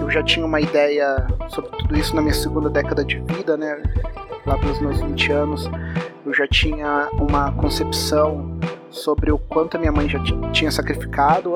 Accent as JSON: {"language": "Portuguese", "town": "São José dos Campos", "region": "São Paulo", "country": "Brazil", "also_born_or_lived": "Rio de Janeiro", "said": "eu sou de São José dos Campos, interior de São Paulo, e aqui é uma cidade muito industrial"}